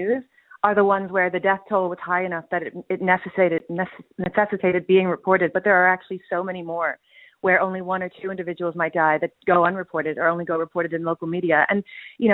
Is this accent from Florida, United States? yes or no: yes; Miami, Florida, United States; now in Ireland; I'm originally from Miami